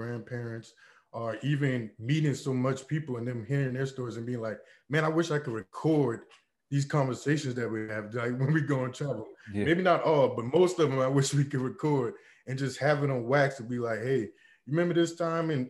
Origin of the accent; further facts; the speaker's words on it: Charleston, South Carolina, United States; accent: Geechee; I'm from Gullah Geechee culture, Charleston, South Carolina.